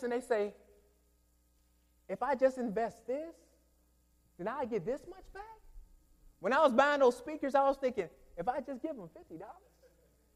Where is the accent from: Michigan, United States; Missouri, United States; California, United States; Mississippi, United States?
Michigan, United States; moved away; I'm from Michigan